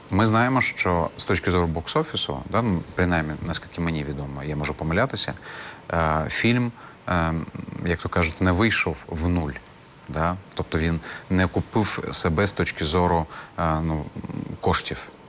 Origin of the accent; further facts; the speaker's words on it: Crimea, Ukraine; Відповім як кримський татарин.